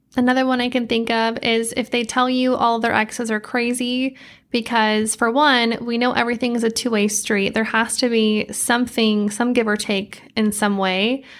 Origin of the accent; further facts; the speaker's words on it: Idaho, United States; moved away as an adult; now in Arizona, United States; I grew up in Idaho, a lot of nature